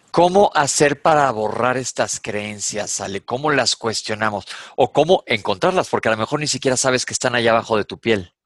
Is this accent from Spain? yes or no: no; Mexico; Aquí en México decimos